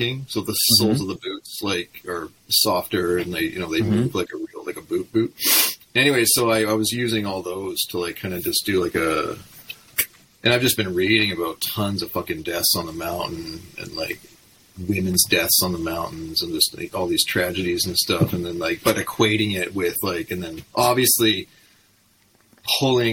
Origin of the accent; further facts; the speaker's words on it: Okanagan, British Columbia, Canada; the headbangers I grew up with in the Okanagan